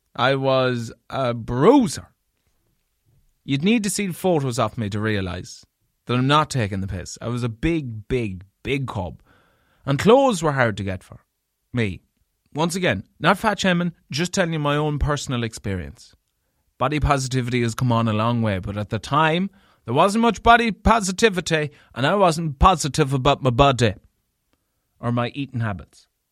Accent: Leitrim, Connacht, Ireland; I'm from Leitrim

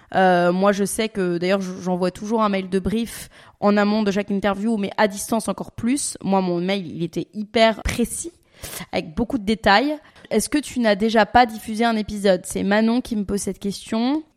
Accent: Paris, Île-de-France, France; moved away; also born or lived in Dubai; je suis parisienne de base, donc je suis habituée aux petits espaces

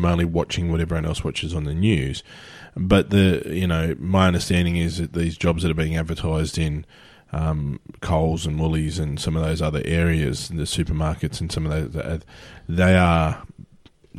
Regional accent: Australia; everyone knows we're Australian

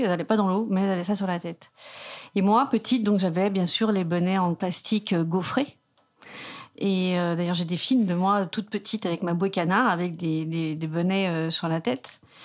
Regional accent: south of Bastia, eastern plain of Corsica, France; also born or lived in Bergamo region (maternal ancestry); Je suis de la plaine orientale, sous Bastia, la plaine

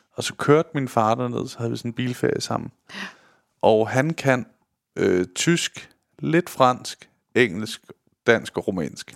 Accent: Denmark; som danskere

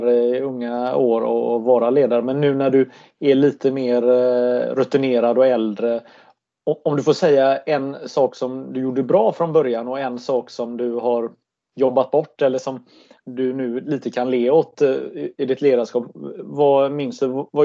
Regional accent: Sweden; now in Norway; Jag tänker som svensk i Norge när det gäller innebandy

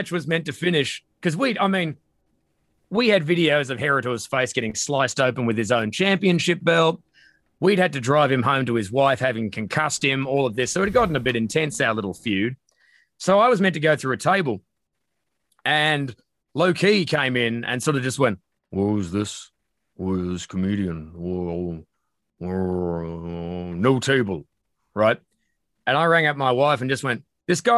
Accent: Perth, Western Australia, Australia; moved away; I'm from Perth

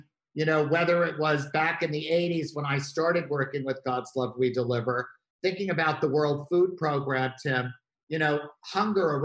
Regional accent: New York, United States; as a New Yorker

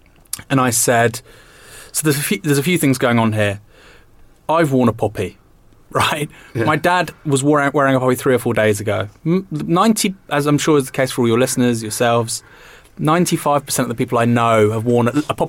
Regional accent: United Kingdom; as a Brit, you have to take this country for everything it's done, for better and worse.

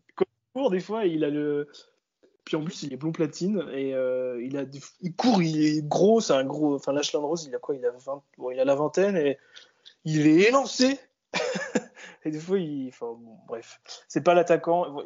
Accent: France; nous, en tant que Français

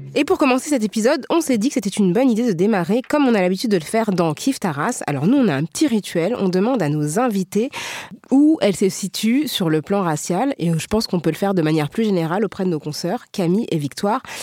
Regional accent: France; on est toutes françaises

